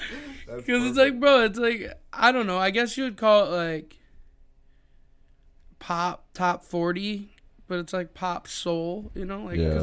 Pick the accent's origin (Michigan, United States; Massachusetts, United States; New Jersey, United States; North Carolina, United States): Michigan, United States; Taylor; also born or lived in Allen Park, Michigan; I grew up in Taylor and Allen Park.